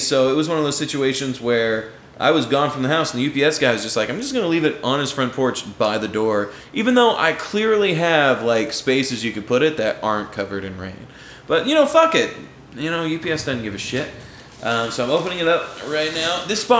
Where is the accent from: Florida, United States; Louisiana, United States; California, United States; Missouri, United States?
Florida, United States; we're from Florida.